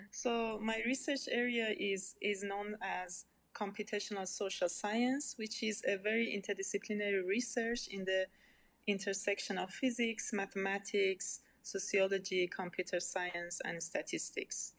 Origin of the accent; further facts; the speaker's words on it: Iran; English is a second language; now in Germany; I was born and raised in Iran